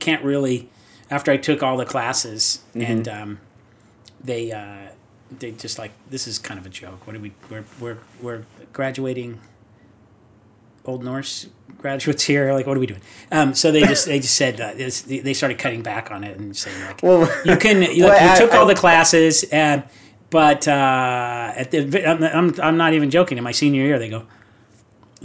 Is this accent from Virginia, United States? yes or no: no; Rossmoor, California, United States; also born or lived in Long Beach; I grew up in Rossmore